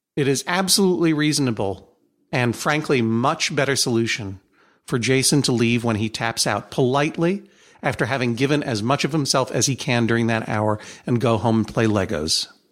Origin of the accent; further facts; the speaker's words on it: Brookline, Massachusetts, United States; my hometown of Brookline